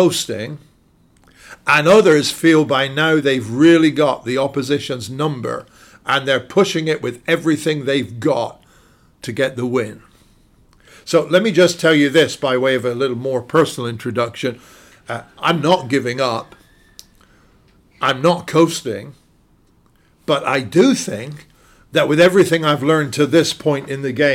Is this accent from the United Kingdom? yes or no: yes; United Kingdom; moved away as an adult; now in United States; As a Brit living in the USA